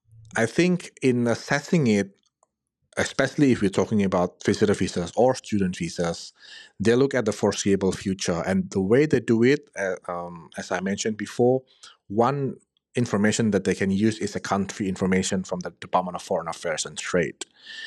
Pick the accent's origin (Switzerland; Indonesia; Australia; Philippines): Indonesia; English is a second language; For example, I'm from Indonesia, and in many decision that I receive from inquiries or clients where they get a refusal letter on a student visa